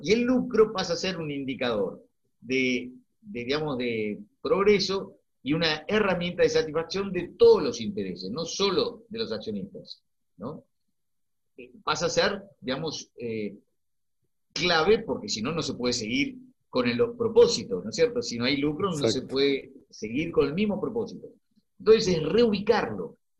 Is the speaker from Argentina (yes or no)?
yes; Argentina; yo como argentino